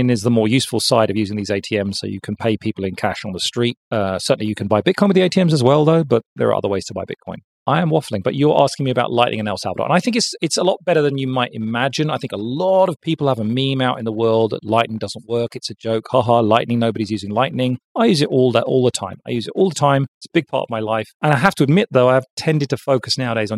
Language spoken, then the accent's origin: English; London, United Kingdom; my hometown of London